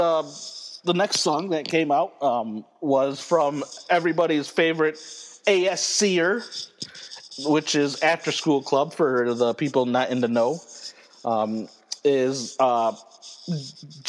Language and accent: English; United States; I as an American